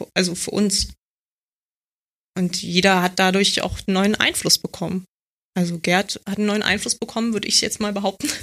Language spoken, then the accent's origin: German; Berlin, Germany; ich komme aus Marzahn und ähm, ich war halt ein Kind